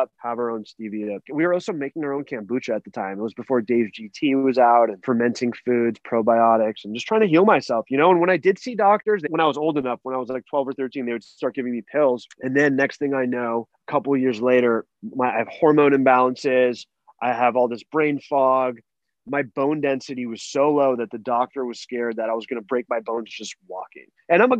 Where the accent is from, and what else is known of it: Los Angeles, California, United States; born or raised there